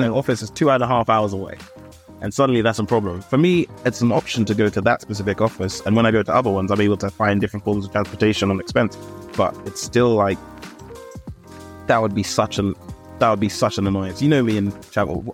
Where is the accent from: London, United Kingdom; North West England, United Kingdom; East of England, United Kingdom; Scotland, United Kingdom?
London, United Kingdom; also born or lived in Ealing / Acton / Shepherd's Bush; I'm a Londoner, it's fine, but I grew up in Camden